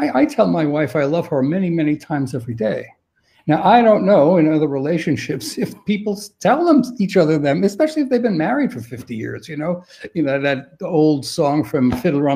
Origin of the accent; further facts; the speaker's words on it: New York City, New York, United States; I'm from New York City